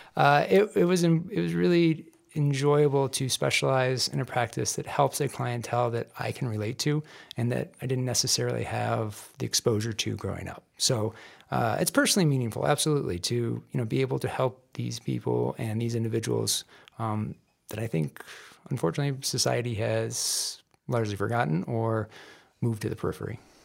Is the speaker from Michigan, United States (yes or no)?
yes; Michigan, United States; moved away as an adult; also born or lived in Denver, Colorado; now in Colorado, United States; I grew up in Michigan